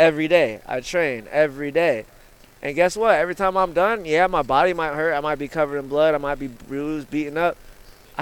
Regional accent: Canton, Ohio, United States; I'm from Canton, Ohio.

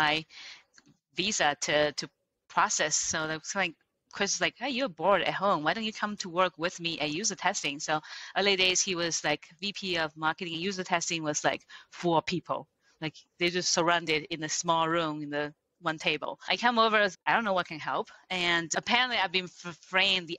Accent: China; English is a second language; moved away as an adult; now in United States; I grew up in China, a little poor village in Taiwan coastal area.

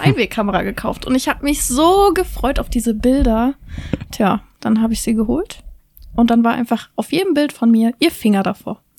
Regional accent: Frankfurt, Hesse, Germany; moved away; Aber ich komme ursprünglich aus Frankfurt

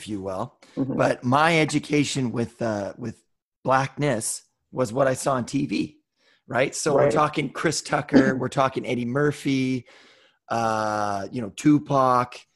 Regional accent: Cloverdale, British Columbia, Canada; growing up in our community in Cloverdale

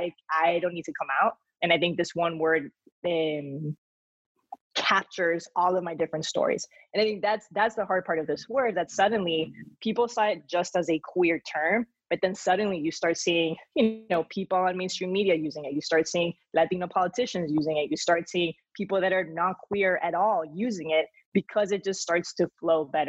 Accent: Spain; accent: thick Spanish accent; moved away; also born or lived in Miami; I was born in Miami, but then grew up in Spain, and I developed this like crazy thick Spanish accent.

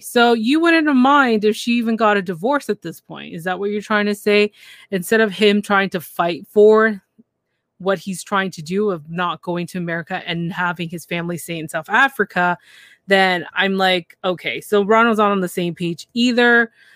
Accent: Canada; I'm from Canada

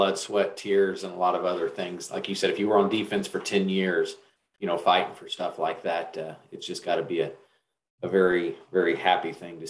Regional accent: Shelbyville, Indiana, United States; we're both from Shelbyville.

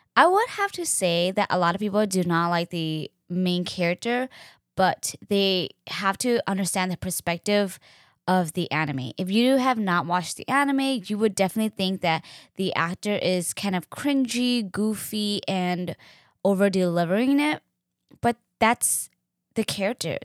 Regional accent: Hennepin County, Minnesota, United States; I grew up in Hennepin County

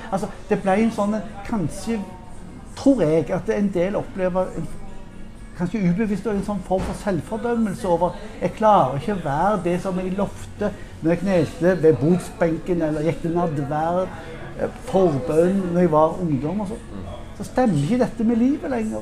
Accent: Western Norway, Norway; jeg er på, fra Vestlandet

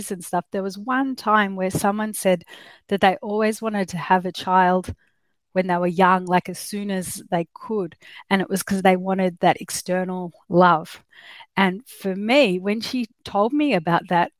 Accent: Australia; accent: Australian; I'm obviously from Australia, you can tell with my accent.

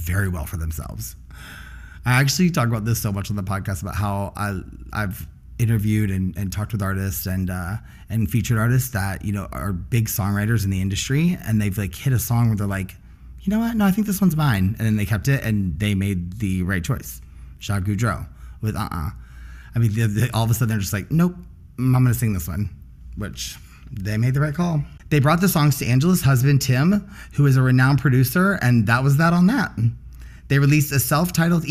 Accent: Dickson, Tennessee, United States; moved away as an adult; also born or lived in Nashville, Tennessee; now in Chicago, United States; I grew up in Dixon, Tennessee, and moved into Nashville around high school, where I lived until I moved to Chicago about 4.5 years ago

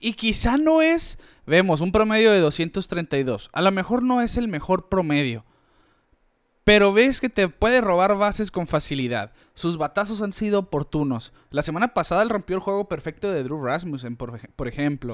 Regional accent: Mexico; nosotros como mexicanos

